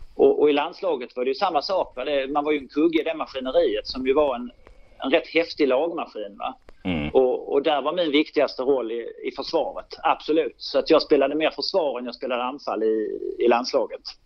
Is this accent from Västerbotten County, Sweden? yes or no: no; Lund, Skåne, Sweden; born or raised there; also born or lived in Malmö